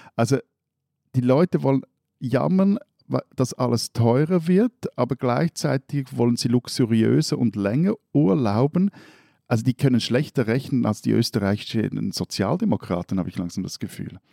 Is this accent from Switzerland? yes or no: yes; Switzerland; wir als Schweizer